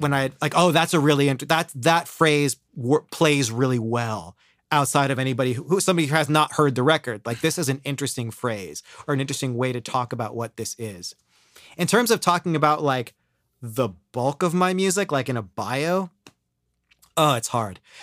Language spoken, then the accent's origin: English; Ohio, United States; moved away as an adult; now in New York, United States; I grew up in Ohio